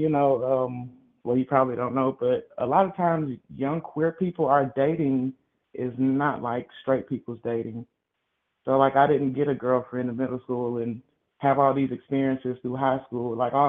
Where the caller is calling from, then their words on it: Kansas, United States; I'm calling from Kansas.